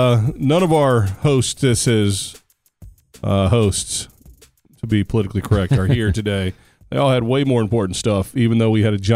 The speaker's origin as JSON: {"language": "English", "country": "United States", "said": "I'm such an American. I don't know anything about anywhere else but my home country and barely know anything about that."}